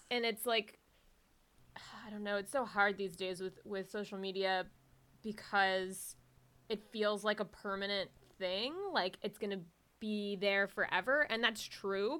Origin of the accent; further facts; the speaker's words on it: Jacksonville, Florida, United States; also born or lived in Miami, Florida; I was born in Miami. I didn't grow up in Miami. I grew up in Jacksonville, Florida